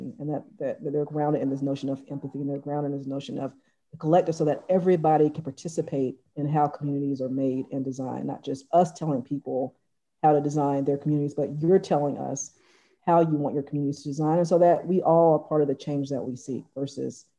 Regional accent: Atlanta, Georgia, United States; I grew up in Atlanta, volunteering in soup kitchens at age 6 and on up.

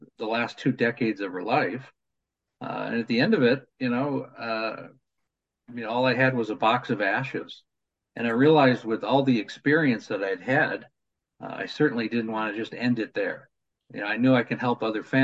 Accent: New York, United States; when I was a kid, I grew up in New York

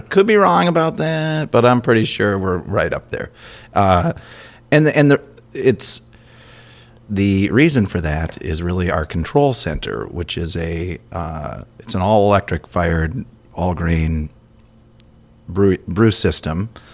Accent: Minnesota, United States; growing up in Minnesota

